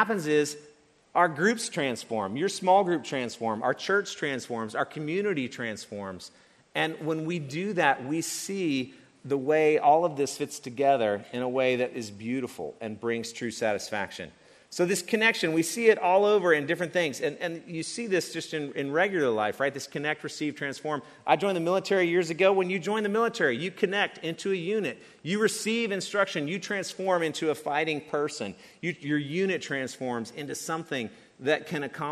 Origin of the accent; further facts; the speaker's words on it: East Tennessee, United States; moved away; I grew up in East Tennessee in a small town